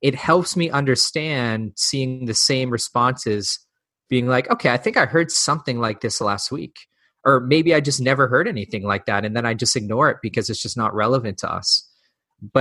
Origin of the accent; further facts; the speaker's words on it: New England, United States; I grew up in New England